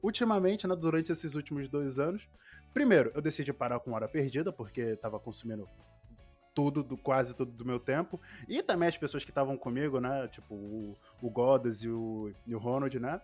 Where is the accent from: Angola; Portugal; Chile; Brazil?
Angola; also born or lived in France; eu, estava em África, fui pra Europa, voltei pra África